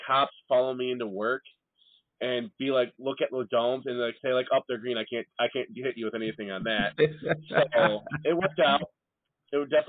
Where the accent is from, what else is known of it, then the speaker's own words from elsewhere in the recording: Midwest, United States; also born or lived in Illinois; us Midwesterners, where snow is a thing